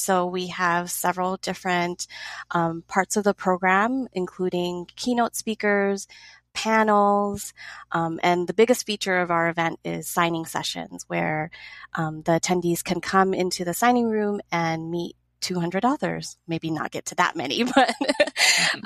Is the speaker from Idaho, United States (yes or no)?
no; Los Angeles, California, United States; I live in Los Angeles. I'm born and raised in this area